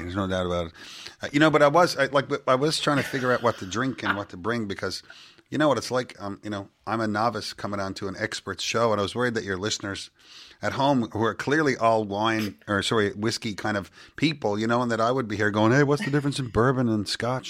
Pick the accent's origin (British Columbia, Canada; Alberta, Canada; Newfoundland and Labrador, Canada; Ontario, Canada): Newfoundland and Labrador, Canada; Petty Harbour; I'm from Petty Harbor, Newfoundland